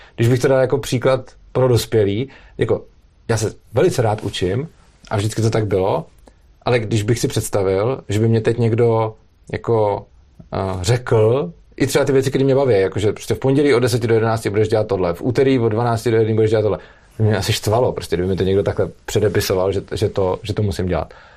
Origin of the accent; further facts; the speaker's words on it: Prague, Czechia; Já jsem z Prahy a dojíždím do Brna